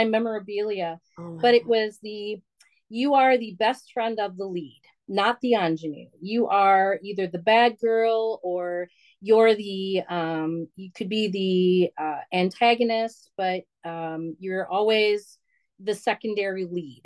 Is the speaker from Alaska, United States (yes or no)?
no; Bloomington, Minnesota, United States; also born or lived in Wisconsin; I grew up in Bloomington, Minnesota